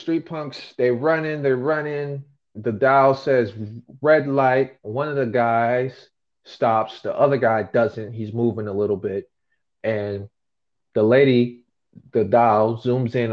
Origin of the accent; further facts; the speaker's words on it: United States; I'm from America